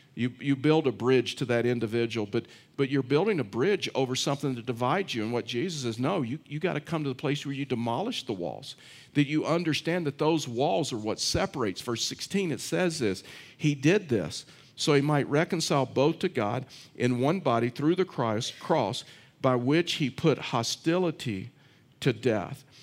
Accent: Texas, United States; I'm from Texas

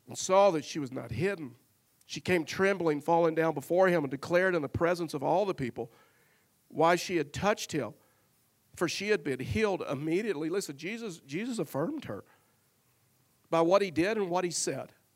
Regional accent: Tyler, Texas, United States; I was raised in Tyler, Texas

